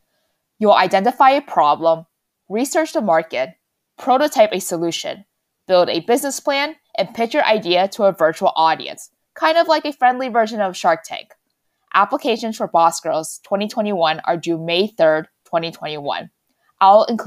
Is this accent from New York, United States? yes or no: yes; New York City, New York, United States; moved away; I don't know how to drive and I'm from New York City.